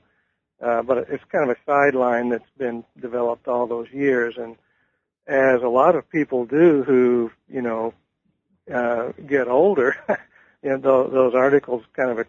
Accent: Missouri, United States; And I am from Missouri, so I came back to the University of Missouri in the early 80s. And so I'm kind of back in my home territory

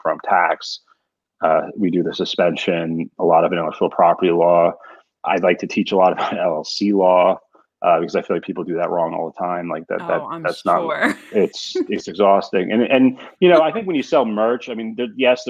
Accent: Moorestown, New Jersey, United States; moved away as an adult; also born or lived in Massachusetts / Northwest Arkansas; now in New England, United States; I grew up 15 minutes from Center City, Philadelphia near Cherry Hill. It's a town called Morristown

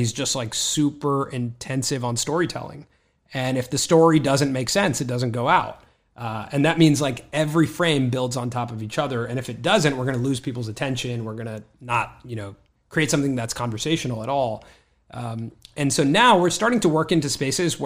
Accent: Los Angeles, California, United States; I grew up here in Los Angeles

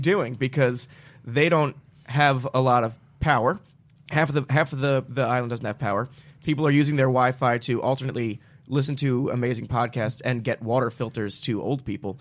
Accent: New Jersey, United States; moved away; I'm from Jersey originally

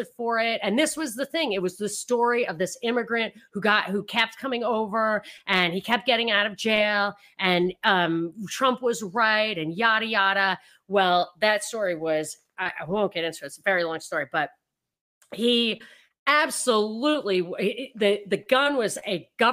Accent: New York, United States; I grew up in New York

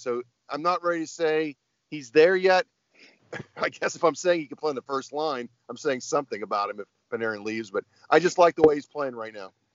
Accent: Warren, Ohio, United States; I'm in Warren, Ohio, my hometown

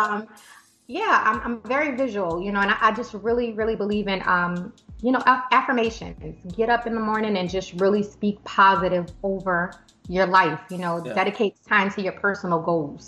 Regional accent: LaPlace, Louisiana, United States; now in Atlanta, United States; I'm from a little city right outside of New Orleans, about 20 minutes outside, called La Place. So I have to represent for La Place, Louisiana

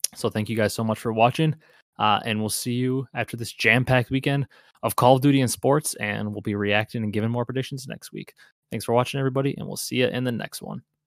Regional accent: Wisconsin, United States; I'm from Wisconsin

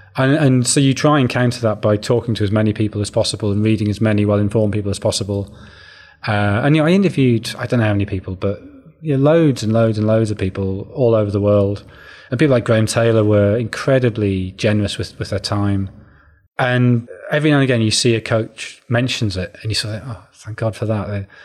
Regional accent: Sunderland, North East England, United Kingdom; I grew up in Sunderland

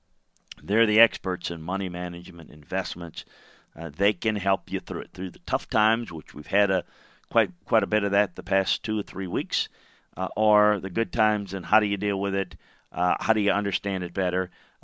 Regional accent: Baton Rouge, Louisiana, United States; we've had a group in my hometown of Baton Rouge, Louisiana, that has kind of specialized in trying to help folks in need.

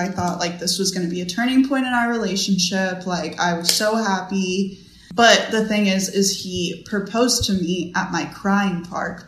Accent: Texas, United States; moved away as an adult; now in Virginia, United States; I moved from Texas to Virginia.

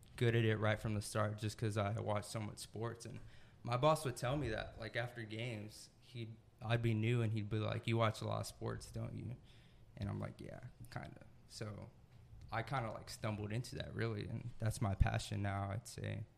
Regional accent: San Antonio, Texas, United States; also born or lived in Greensboro, North Carolina / San Marcos, Texas; now in Austin, United States; I was born in Greensboro, North Carolina. Not many people know that. Moved to San Antonio when I was a baby. So I pretty much spent my whole life in San Antonio up until college.

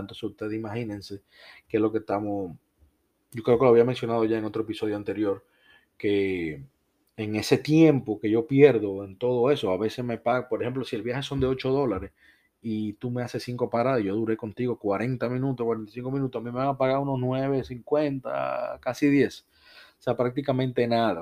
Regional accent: Dominican Republic; now in United States; yo soy de República Dominicana

